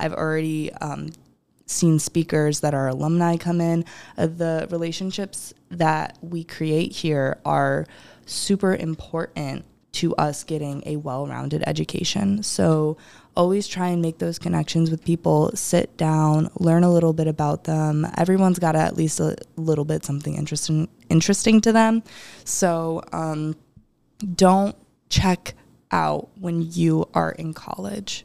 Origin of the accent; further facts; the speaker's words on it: Rochester, New York, United States; I'm originally from Rochester.